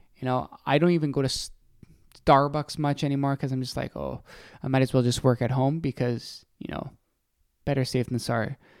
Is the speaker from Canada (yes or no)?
yes; Canada